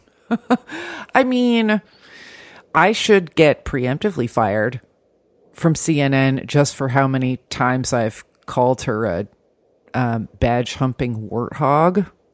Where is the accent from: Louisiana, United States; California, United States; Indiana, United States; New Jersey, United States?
New Jersey, United States; now in Bay Ridge, Brooklyn, United States; I'm too Jersey